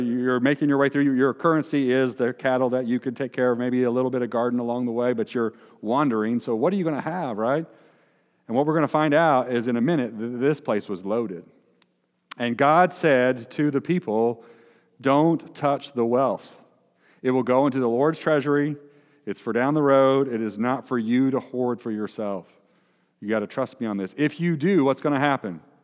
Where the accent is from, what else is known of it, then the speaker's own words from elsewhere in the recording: Noblesville, Indiana, United States; I'm from Noblesville